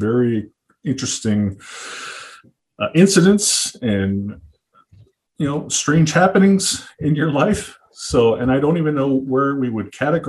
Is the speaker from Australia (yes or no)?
no; Canada; we're from Canada